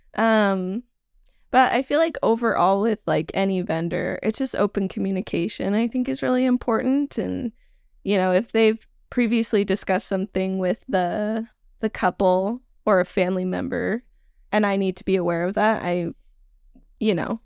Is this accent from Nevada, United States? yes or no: yes; Nevada, United States; also born or lived in Salmon, Idaho; I mostly grew up in Nevada